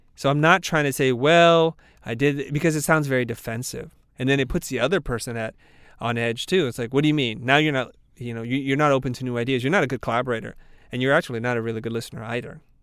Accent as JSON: {"language": "English", "region": "the South", "country": "United States", "said": "we're both from the South"}